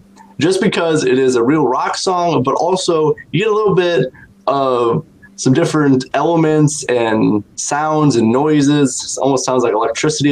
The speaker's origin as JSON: {"language": "English", "town": "South Bend", "region": "Indiana", "country": "United States", "tie": "born or raised there", "said": "my hometown of South Bend, Indiana"}